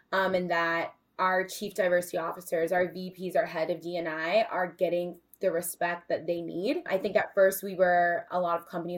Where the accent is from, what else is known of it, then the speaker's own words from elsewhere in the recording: Indiana, United States; moved away as an adult; now in New York City, United States; just a girl from Indiana